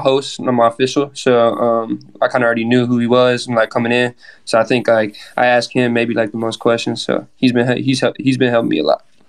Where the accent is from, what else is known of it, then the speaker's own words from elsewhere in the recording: Arizona, United States; now in Gainesville, United States; I'm from Arizona, so I'm used to the heat